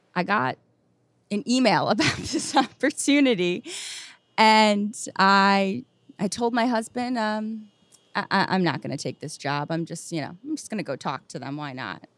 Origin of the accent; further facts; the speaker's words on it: New Jersey, United States; also born or lived in West Philadelphia; I grew up in New Jersey, very close to here